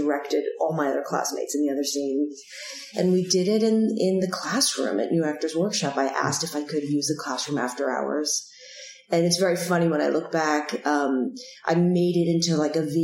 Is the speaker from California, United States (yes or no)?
no; New York City, New York, United States; I grew up in New York City